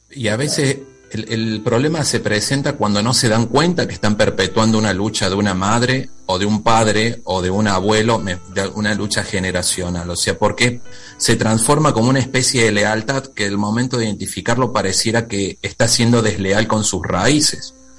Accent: Córdoba, Argentina; also born or lived in Mendoza

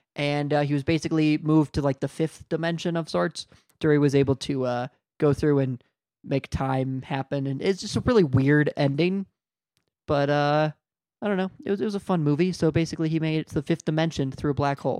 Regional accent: United States; accent: American; I'm American

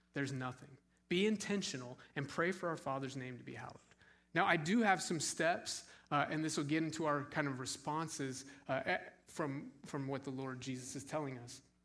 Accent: Scottsdale, Arizona, United States; moved away; I grew up in Scottsdale, Arizona.

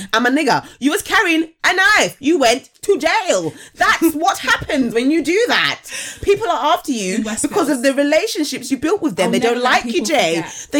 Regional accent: London, United Kingdom; being born and raised in Southeast London

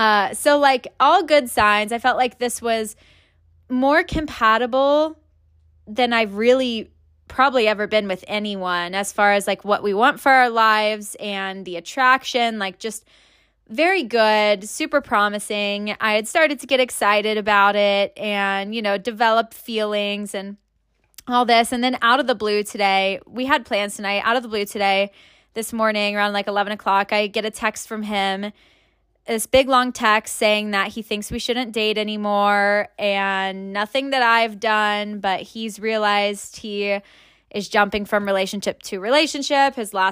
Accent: Tampa, Florida, United States; now in Kansas City, United States; But yeah, moved up from Tampa. Tampa's my hometown. Spent, I guess, the majority of my life there, but also moved around quite a bit between cities and states

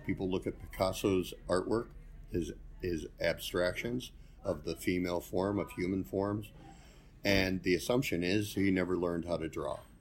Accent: Hinckley, Ohio, United States; I grew up in Hinckley and went to Brunswick School

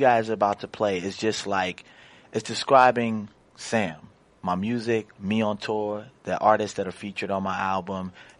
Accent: London, United Kingdom; I'm from London.

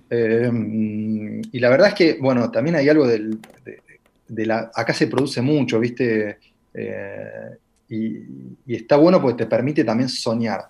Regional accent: La Plata, Buenos Aires Province, Argentina; moved away as an adult; now in Paris, France

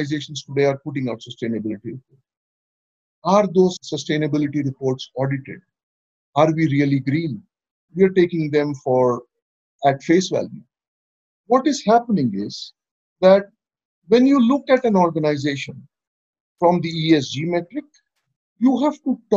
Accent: India; I'm from India

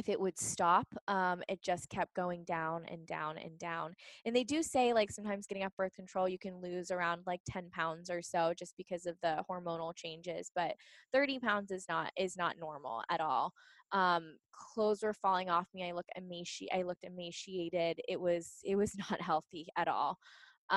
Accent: Pittsburgh, Pennsylvania, United States; moved away as an adult; now in San Diego, United States; I'm from Pittsburgh. So born and raised on the East Coast

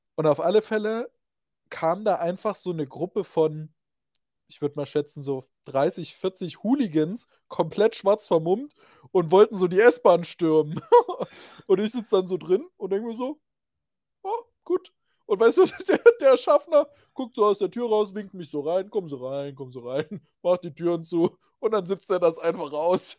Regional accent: Reichenbach, Germany; in meiner Geburtsstadt, das ist Reichenbach

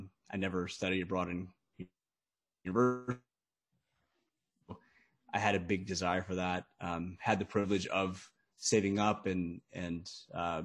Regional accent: United States; I'm from the States

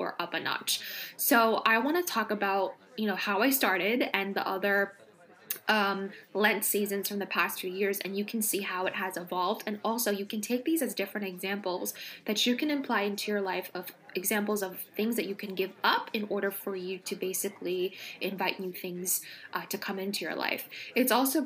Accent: California, United States; now in East Coast, United States; I grew up in California where we don't have seasons

